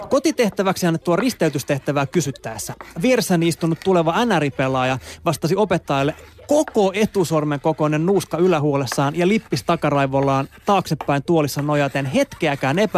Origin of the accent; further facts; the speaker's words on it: Helsinki, Uusimaa, Finland; Koska olen kasvanut Helsingin Kontulassa, niin lätkämaailma aukesi mulle jo varsin varhaisella iällä.